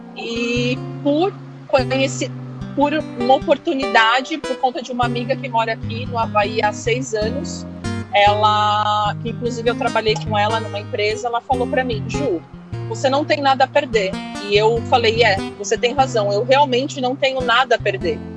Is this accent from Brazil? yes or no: yes; São Paulo, Brazil; moved away as an adult; now in Hawaii, United States; eu saí de São Paulo, capital. É, eu sou de lá, né? Não por conta de trabalho, mas é, a cidade que eu nasci é gigante